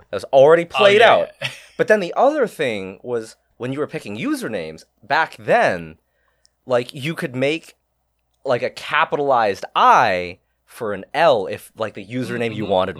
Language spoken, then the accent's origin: English; Shanghai, China; moved away; I was born in Shanghai.